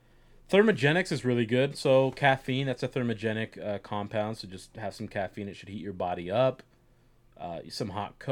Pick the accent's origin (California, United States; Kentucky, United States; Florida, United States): Florida, United States; moved away; I'm from Florida.